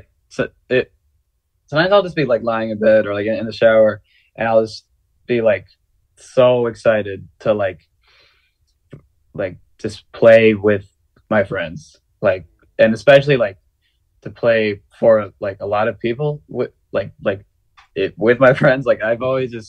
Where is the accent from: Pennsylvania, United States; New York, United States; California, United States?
California, United States; the Bay Area; moved away as an adult; now in Baltimore, United States; growing up in the Bay